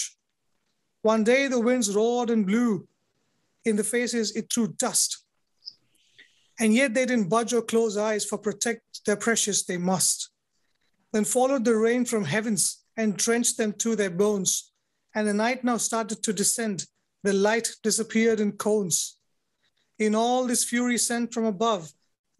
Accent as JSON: {"language": "English", "country": "India", "said": "I'm a poet from India"}